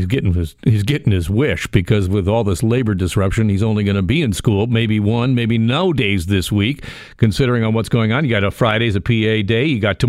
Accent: Burlington, Ontario, Canada; I grew up in Burlington. I know this area so well.

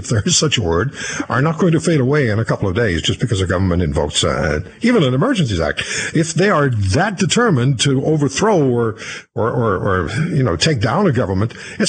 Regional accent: Canada; as a Canadian citizen

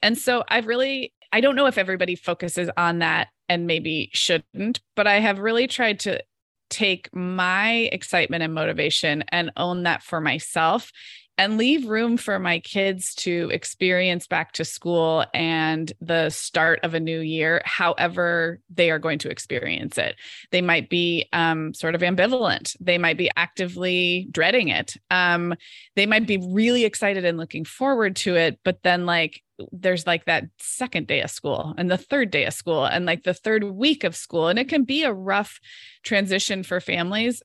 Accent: Santa Barbara, California, United States; born or raised there; moved away as an adult

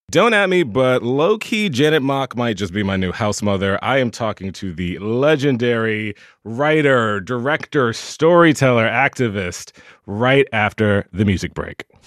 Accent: the South, United States; a gay boy growing up in the South

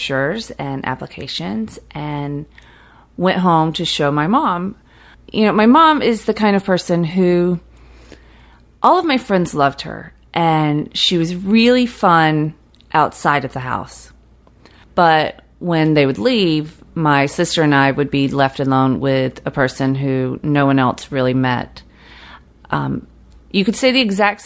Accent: Fitzgerald, Georgia, United States; now in Brooklyn, United States; Growing up in South Georgia, I spent a lot of time fantasizing about getting out of South Georgia.

